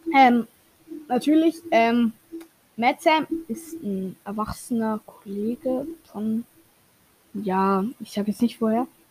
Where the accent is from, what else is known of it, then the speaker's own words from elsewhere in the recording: Switzerland; Und ich als Schweizer weiß